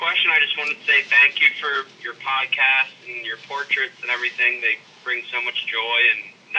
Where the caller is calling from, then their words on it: Philadelphia, Pennsylvania, United States; I am calling from Philadelphia.